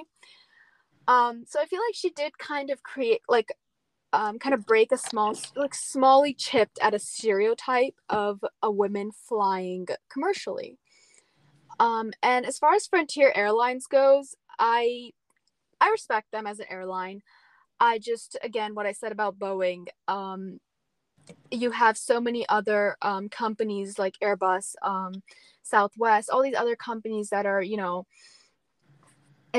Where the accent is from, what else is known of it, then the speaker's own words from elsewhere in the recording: India; I'm brown, I'm from India